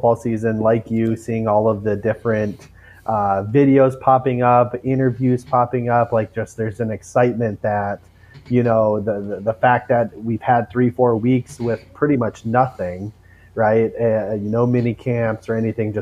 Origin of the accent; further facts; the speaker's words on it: Mankato, Minnesota, United States; I'm from Mankato initially, that's where I grew up.